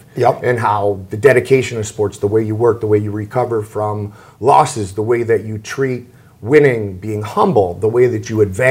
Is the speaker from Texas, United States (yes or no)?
no; Ohio, United States; You can tell I'm from Ohio